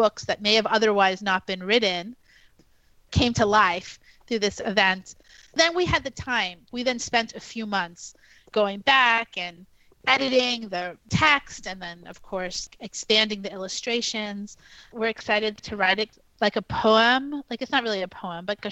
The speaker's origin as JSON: {"language": "English", "town": "New York City", "region": "New York", "country": "United States", "tie": "born or raised there", "said": "I grew up in New York City, and I was actually born at Elmhurst Hospital in the neighborhood of Jackson Heights."}